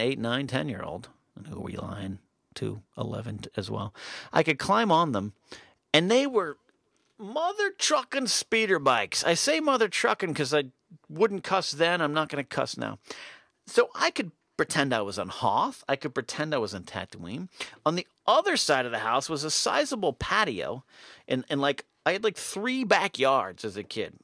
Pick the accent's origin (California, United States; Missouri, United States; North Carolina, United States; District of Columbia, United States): California, United States; Arroyo Grande; moved away; My house, growing up in Arroyo Grande, California during those years